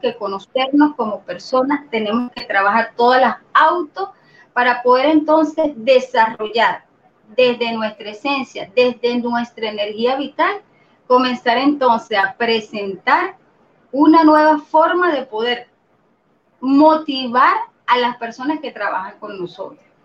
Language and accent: Spanish; Venezuela; soy venezolana, eh, soy ingeniero de sistema, por supuesto, tengo 48 años de edad, mm, no soy de las que se estresan cuando dicen la edad, orgullosamente de 48 años, eh, toda mi vida acá en Venezuela